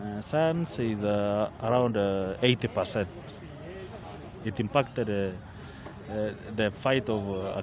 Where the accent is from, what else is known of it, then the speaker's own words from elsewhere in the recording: Nairobi, Kenya; I'm a resident of Nairobi.